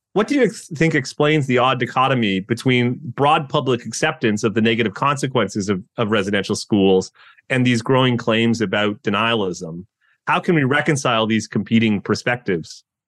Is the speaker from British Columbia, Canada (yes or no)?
no; Thunder Bay, Ontario, Canada; I grew up in Thunder Bay